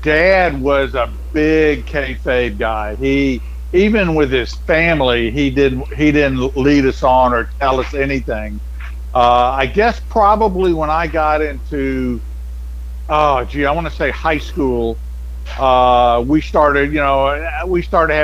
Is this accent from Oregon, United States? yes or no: no; Memphis, Tennessee, United States; I grew up in Memphis.